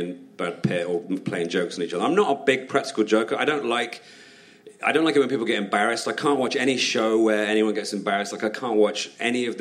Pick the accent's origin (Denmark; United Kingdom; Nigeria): United Kingdom; as a Brit over there